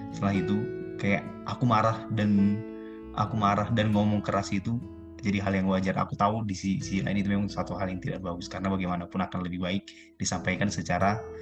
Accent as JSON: {"language": "Indonesian", "area": "past Poso", "region": "Central Sulawesi", "country": "Indonesia"}